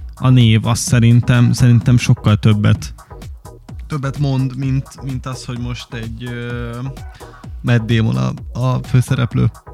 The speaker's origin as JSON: {"language": "Hungarian", "country": "Hungary", "said": "magyarok vagyunk"}